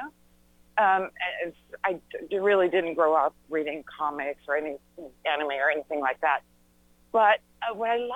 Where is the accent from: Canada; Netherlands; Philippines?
Netherlands; moved away as an adult; now in United States; I was born and raised in the Netherlands